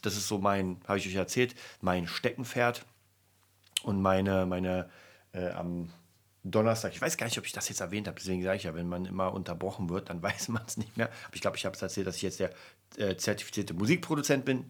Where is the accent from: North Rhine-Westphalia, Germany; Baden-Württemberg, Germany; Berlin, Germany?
Berlin, Germany; bei uns in Berlin